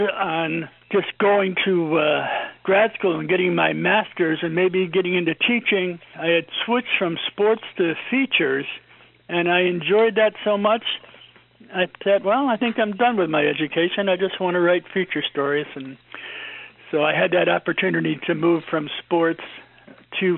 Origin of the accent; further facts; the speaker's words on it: Glenville, New York, United States; I grew up on Hetzeltown Road. I lived in, we used to call it East Glenville